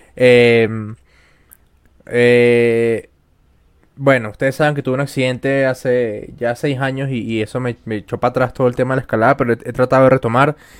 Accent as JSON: {"language": "Spanish", "country": "Venezuela", "said": "yo soy venezolano"}